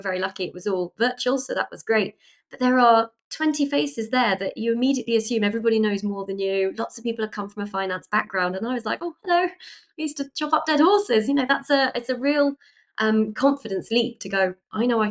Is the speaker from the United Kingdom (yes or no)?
yes; United Kingdom; as British people